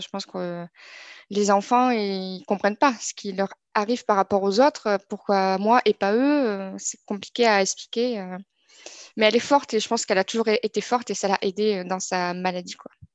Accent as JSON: {"language": "French", "town": "Toulouse", "region": "Occitania", "country": "France", "tie": "born or raised there", "moved": "as an adult", "lives_now": "Montpellier, France", "said": "je suis née à Toulouse et je vis aujourd'hui à, Montpellier pour mon, travail"}